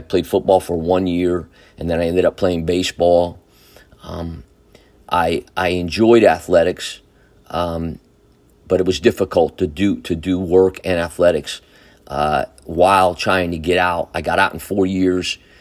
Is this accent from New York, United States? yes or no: yes; Newburgh, New York, United States; I was born in Newburgh, New York, in Saint Luke's Hospital. Like many of you, um, we grew up in the city of Newburgh.